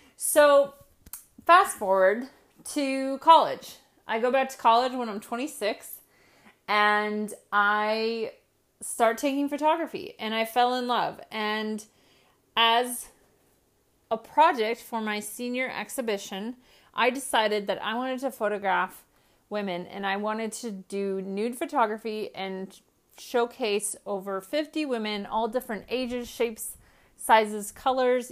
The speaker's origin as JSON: {"language": "English", "region": "Midwest", "country": "United States", "tie": "born or raised there", "moved": "yes", "said": "I grew up in the Midwest most of my life"}